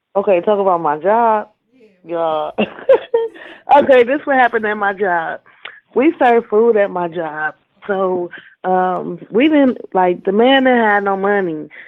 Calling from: Cleveland, Ohio, United States; I'm calling from Cleveland

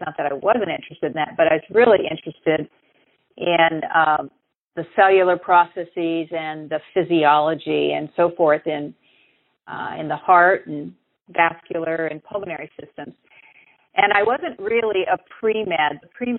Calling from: Monterey, California, United States; I'm actually calling from the Monterey area in California.

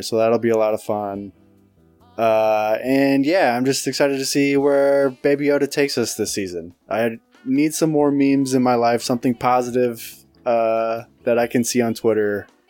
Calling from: Goshen, Indiana, United States; Well, I'm recording from Goshen, Indiana.

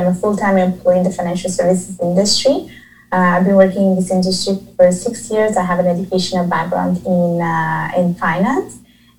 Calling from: Montreal, Quebec, Canada; I'm calling or I'm talking from Montreal, Canada.

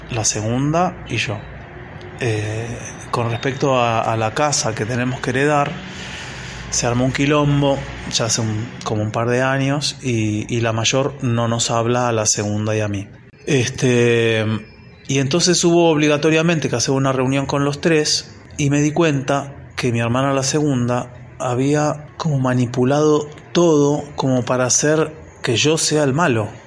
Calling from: Buenos Aires, Argentina; de Buenos Aires y hace unos días pasó así como un conflicto familiar

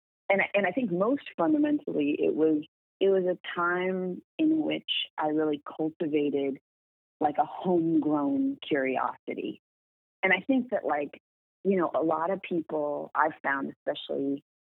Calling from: Los Angeles, California, United States; I am at my home in Los Angeles, California.

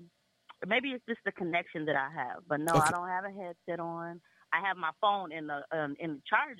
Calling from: South Bend, Indiana, United States; I am calling from South Bend, Indiana.

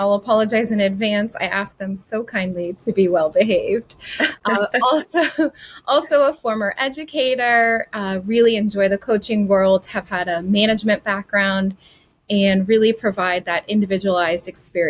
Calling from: the Treasure Coast, Southeast Florida, United States; I am calling in from Southeast Florida, the Treasure Coast. I do live here also with my family

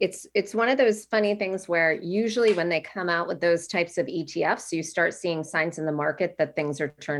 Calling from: Massachusetts, United States; I'm coming from Massachusetts today where it's raining and my kids are like over the moon.

